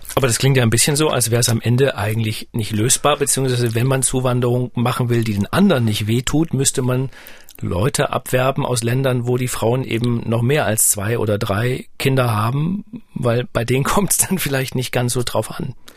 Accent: East Germany, Germany; ich bin ja nun ostdeutsch, äh, sozialisiert

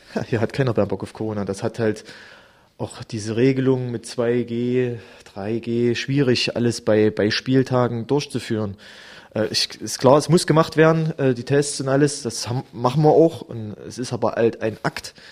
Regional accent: Germany; wir haben äh, als Deutsche halt auch von denen ihrer Kultur halt viel mitbekommen

